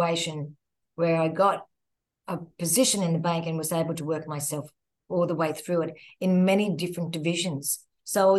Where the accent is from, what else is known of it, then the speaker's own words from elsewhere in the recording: Queensland, Australia; moved away as an adult; now in Sydney, Australia; I'm Queensland born and bred, very proud of my Queenslanders, but living in Sydney, of course, for the last 23 years